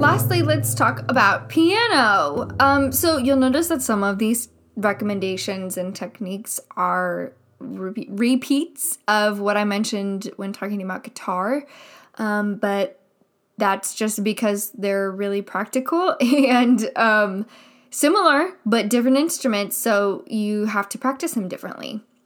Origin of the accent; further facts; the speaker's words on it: Midwest, United States; I grew up in the Midwest, and I went to a school here in the Midwest. I mean, I live in the Midwest right now